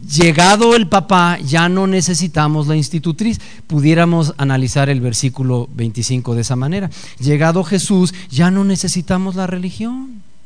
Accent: Mexico City, Mexico; Yo nací en el Distrito Federal hace 54 años. Soy mexicano hasta las cachas.

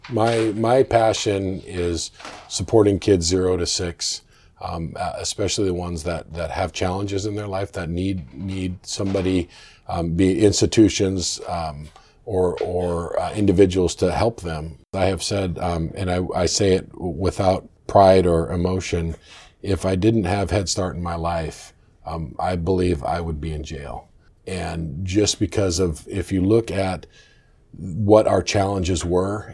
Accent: Orchards, Washington, United States; also born or lived in Olympia, Washington; we moved from Olympia to to Orchards right up the road

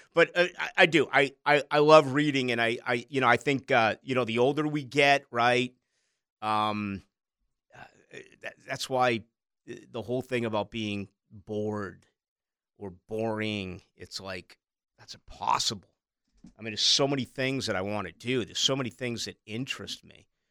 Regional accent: Boston, Massachusetts, United States; also born or lived in Chicago; now in Jacksonville, United States; my hometown in Boston

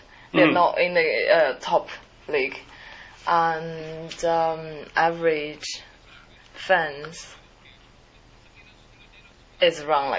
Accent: Dalian, Liaoning, China; born or raised there; now in South Korea

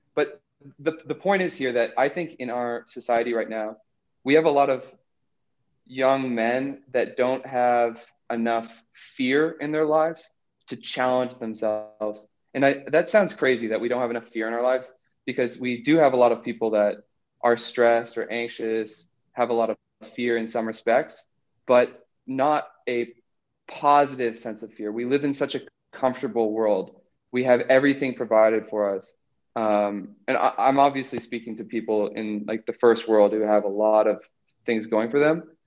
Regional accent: New Hampshire, United States; moved away as an adult; also born or lived in South America; Growing up in New Hampshire

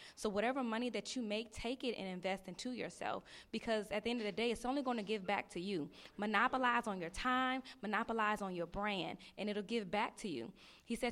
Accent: Houston, Texas, United States; I'm a barber student. I'm from Houston, Texas.

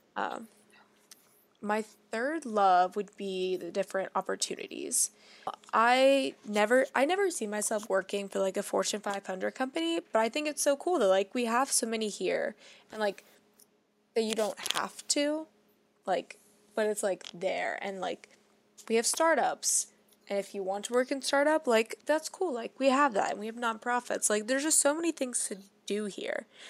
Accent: Fort Wright, Kentucky, United States; we're from Northern Kentucky

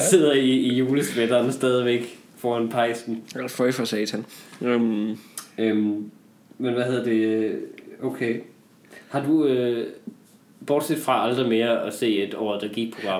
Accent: North Jutland, North Denmark Region, Denmark; moved away; jeg var hjemme i Nordjylland i julen

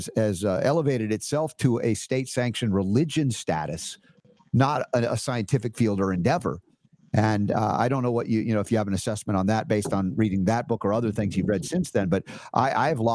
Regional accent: United States; growing up in America

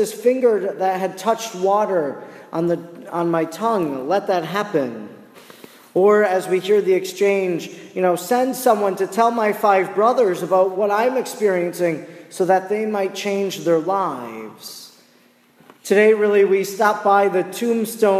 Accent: Oconto, Wisconsin, United States; moved away; my hometown, which is 30 miles north of Green Bay, called Oconto

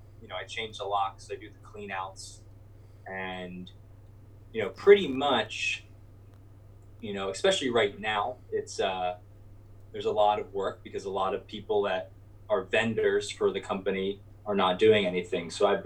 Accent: Cherry Hill, New Jersey, United States; now in Philadelphia, United States; I'm from Cherry Hill, New Jersey. Reside currently in Philadelphia.

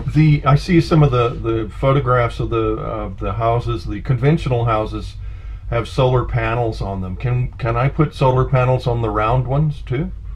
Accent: San Francisco, California, United States; I'm from the West, I'm San Francisco back in the hippie days

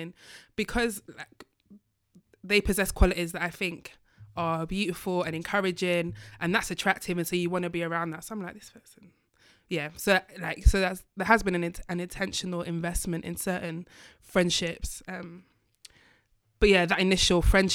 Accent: Manchester, North West England, United Kingdom; moved away; I'm from Manchester

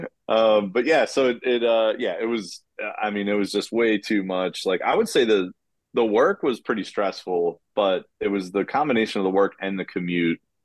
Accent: Kennett Square, Pennsylvania, United States; I'm from Kennett Square originally

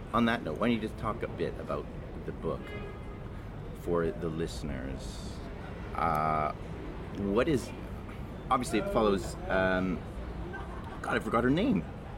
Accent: Calgary, Alberta, Canada; now in Manchester, United Kingdom; Calgary. I'm from Calgary.

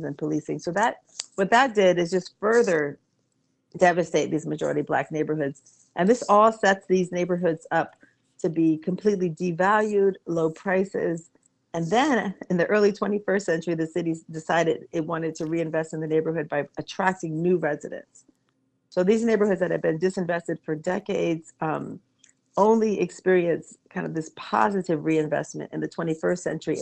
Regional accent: Washington, District of Columbia, United States; the neighborhood where I grew up in Petworth

